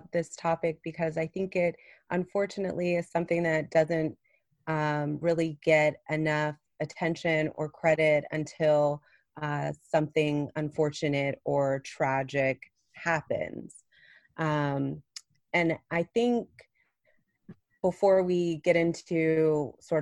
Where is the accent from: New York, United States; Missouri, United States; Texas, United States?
Texas, United States; Plano; also born or lived in Los Angeles, California / Nashville, Tennessee; grew up here in Plano, right outside of Dallas